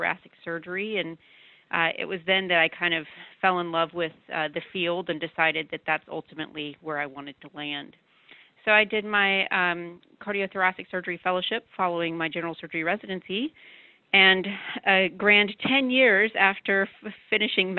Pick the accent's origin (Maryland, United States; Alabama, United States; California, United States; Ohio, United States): Alabama, United States; Birmingham; moved away as an adult; also born or lived in Atlanta, Georgia; now in Austin, United States; I was born and raised in Birmingham, Alabama